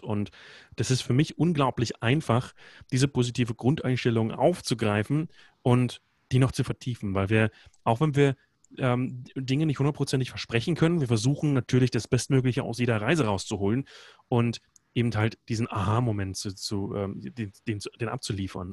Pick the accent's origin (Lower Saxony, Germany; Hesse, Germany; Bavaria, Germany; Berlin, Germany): Berlin, Germany; moved away as an adult; also born or lived in Iceland; bin geboren in Berlin, habe die letzten Jahre aber in Island gelebt